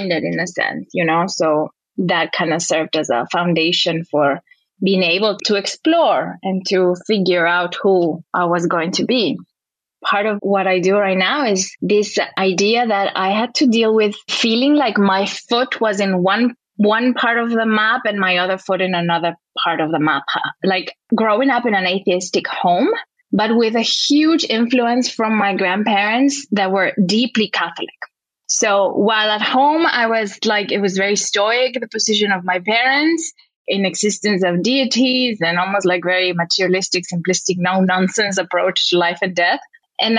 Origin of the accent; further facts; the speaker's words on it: Quito, Pichincha, Ecuador; now in Los Angeles, United States; I'm originally from Ecuador, from Quito, which is a city high in the Andes